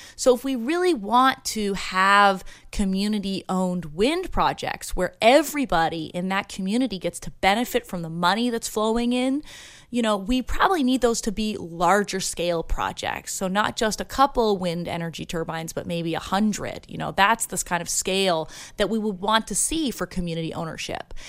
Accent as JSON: {"language": "English", "region": "Ontario", "country": "Canada", "moved": "yes", "lives_now": "Santa Barbara, United States", "said": "I'm originally from Ontario, Canada"}